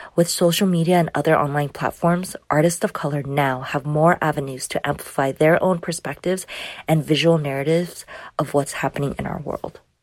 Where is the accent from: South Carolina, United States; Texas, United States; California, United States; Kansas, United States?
California, United States; an Asian American woman born and raised in California